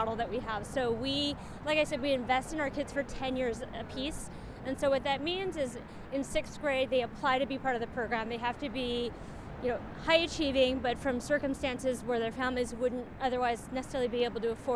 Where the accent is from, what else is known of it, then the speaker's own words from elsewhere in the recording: San Francisco, California, United States; moved away as an adult; also born or lived in New York; I was itching to leave San Francisco because it's my hometown